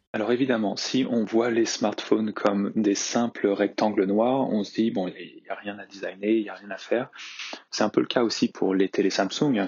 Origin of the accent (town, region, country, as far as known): La Rochelle, Nouvelle-Aquitaine, France; born or raised there; also born or lived in Nantes